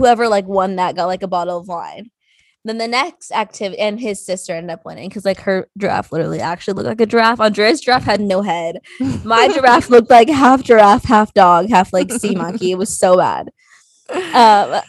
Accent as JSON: {"language": "English", "town": "Tulare", "region": "California", "country": "United States", "tie": "born or raised there", "moved": "yes", "said": "I went straight to Tulare, my hometown"}